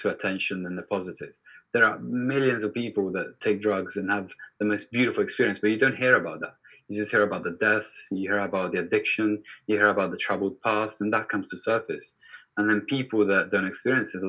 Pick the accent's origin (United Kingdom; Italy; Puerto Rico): Italy; Turin, Piedmont; in Turin, my hometown